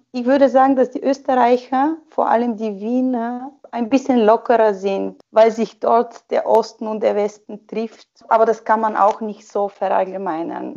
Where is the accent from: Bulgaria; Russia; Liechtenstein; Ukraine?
Bulgaria; Sofia, Sofia City; German is a second language; moved away as an adult; also born or lived in Germany / Austria; now in Switzerland; Sofia, meine Hauptstadt, also meine, meine Geburtsstadt und die Hauptstadt von Bulgarien